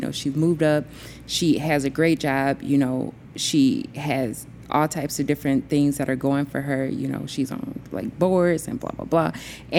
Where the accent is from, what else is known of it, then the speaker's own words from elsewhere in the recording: Alabama, United States; You know, we're from Alabama, and so small town, dirt roads, you know what I mean?